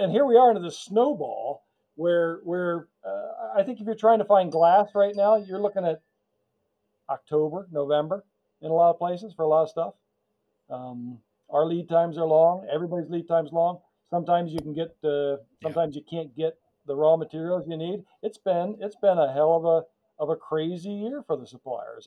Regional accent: United States; we grew up near New York

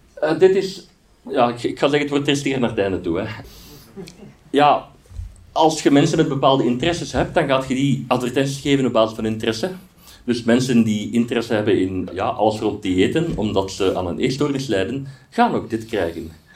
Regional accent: Aarschot, Flanders, Belgium; ik ben van Aarschot

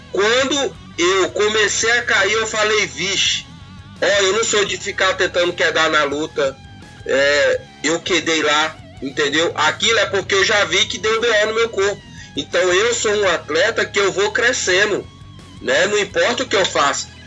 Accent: Brazil; a gente é brasileiro

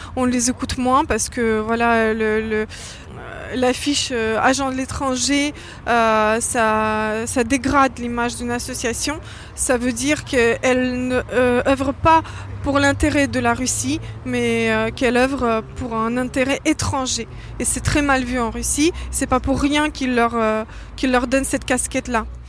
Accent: France; je suis française

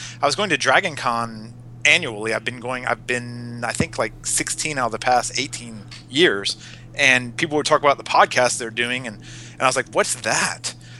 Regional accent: East Coast, United States; born there; also born or lived in Virginia / Texas; I was born on the East Coast and have just kind of been progressively moving west from Virginia to Texas. Now I'm in Arizona

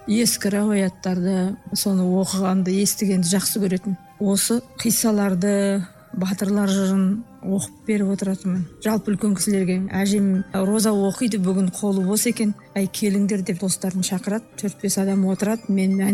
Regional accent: Koldenen village, Urzhar District, Semey region, Abai Region, Kazakhstan; семейге қарасты бұрын үржар ауданы деген аудан болды сол ауданда мен дүниеге келдім көлденең деген ауылында

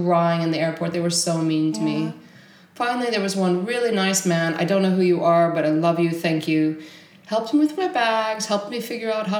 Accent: Texas, United States; moved away as an adult; now in Stockholm, Sweden; I was born in Texas. I was born in Texas in a little tiny redneck hick town

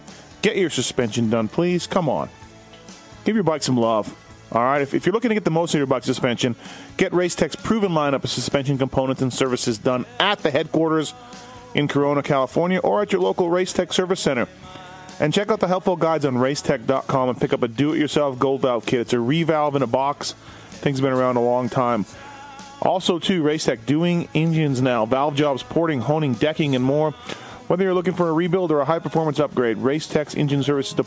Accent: Canada; moved away; also born or lived in Victoria / Oregon; I'm from Canada.

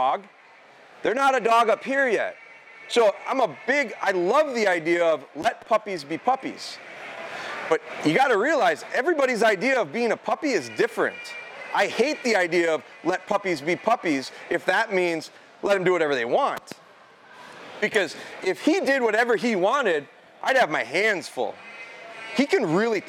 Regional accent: Pulaski, United States; we're from Pulaski. Pulaski's kind of a farm community

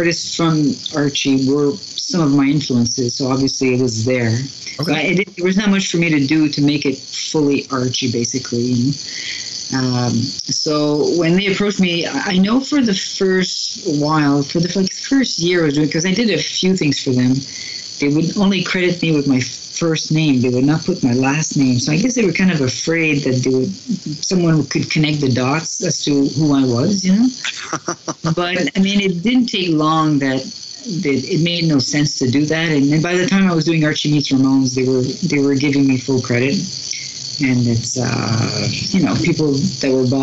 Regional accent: New Brunswick, Canada; also born or lived in Schefferville, Quebec, Canada; I'm from New Brunswick in Canada, but my parents for a while moved when I was really young to Quebec

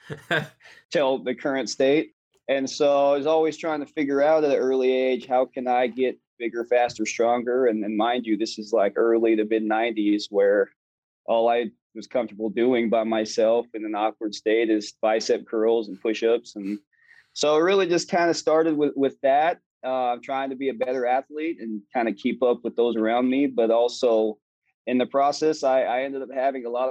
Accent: Ogden, Utah, United States; moved away as an adult; Weber State University, which is in my hometown where I grew up

